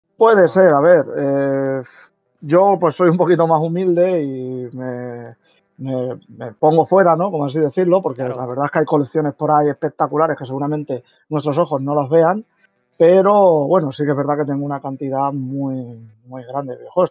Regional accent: Valencia, Valencian Community, Spain; yo soy de Valencia

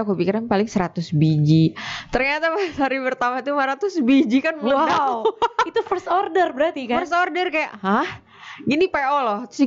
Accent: Bandung, West Java, Indonesia; born there; Terus gue lahir di Bandung dan pas tahun kemarin lebaran 2019 itu gue di rumah itu bikin pempek nyobain.

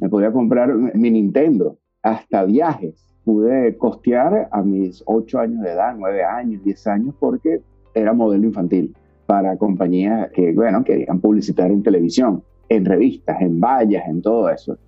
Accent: Venezuela

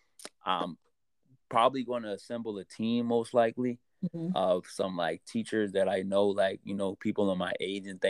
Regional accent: Charleston, South Carolina, United States; moved away as an adult; also born or lived in Maryland; I grew up in Charleston. I lived in Maryland for a little while. I was in the Merchant Marines. Then I came back here

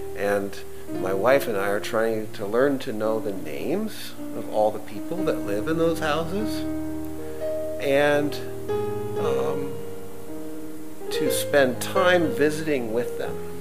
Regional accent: United States; as an American

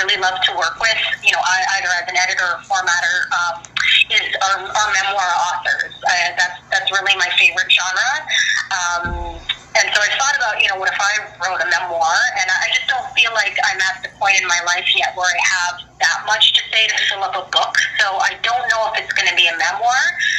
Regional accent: Philippines; I want to get it out there as much as possible so that people can see me as a Filipina

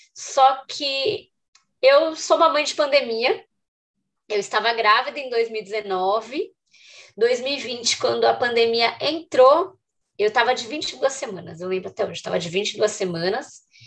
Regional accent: São Paulo, Brazil; Eu sou de São Paulo

